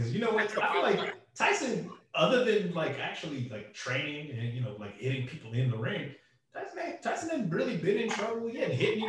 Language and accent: English; Charlotte, North Carolina, United States; I still have love for my hometown team. Okay, Charlotte Hornets.